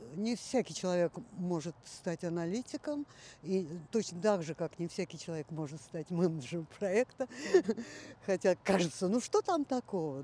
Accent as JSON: {"language": "Russian", "region": "Moscow", "country": "Russia", "tie": "born or raised there", "also_born_or_lived": "Central Asia", "said": "когда мне было полгода, родители вернулись в Москву, так что всю свою жизнь я, в общем-то, за минусом этих шести месяцев я живу в Москве"}